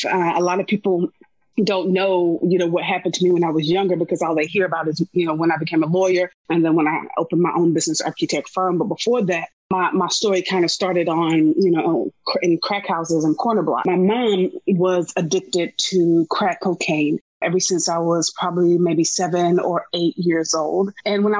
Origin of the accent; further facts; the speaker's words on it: Wilson, North Carolina, United States; moved away as an adult; also born or lived in Winston-Salem, North Carolina / Colorado; now in Atlanta, United States; I was born in North Carolina. I was born in Winston-Salem. I was raised in a small town called Wilson.